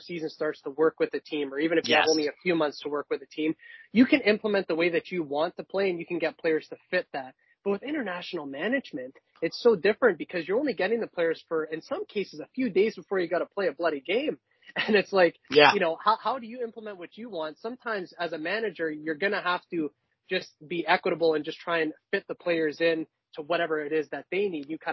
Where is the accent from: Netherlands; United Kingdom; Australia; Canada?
Canada; as a Canadian